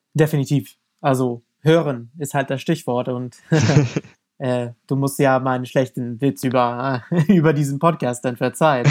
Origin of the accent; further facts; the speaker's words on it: United States; German is a second language; moved away as an adult; now in Germany; als Amerikaner